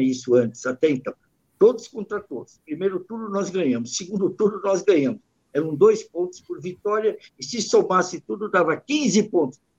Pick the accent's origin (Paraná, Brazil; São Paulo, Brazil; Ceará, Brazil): São Paulo, Brazil; nós somos da Principado da Moca